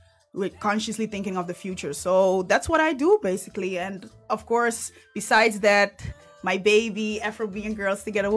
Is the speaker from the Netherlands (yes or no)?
yes; Netherlands; first language Dutch; English is a second language; I was born here, thank you. But my mom has been here since she was 17 years old.